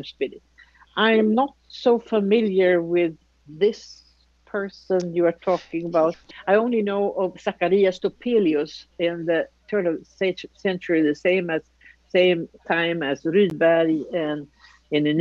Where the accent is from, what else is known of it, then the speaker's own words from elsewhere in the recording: Sweden; moved away; When I grew up in Sweden